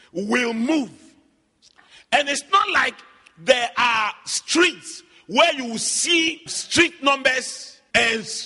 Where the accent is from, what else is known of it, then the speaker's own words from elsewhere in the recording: Accra, Greater Accra, Ghana; I grew up in Adabraka, so all my childhood memories are there.